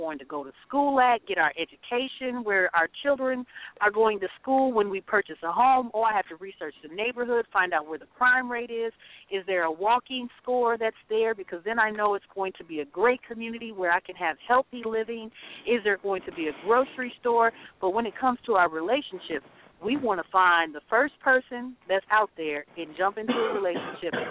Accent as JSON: {"language": "English", "region": "the South", "country": "United States", "moved": "yes", "lives_now": "Twin Cities, United States", "said": "we're from the South."}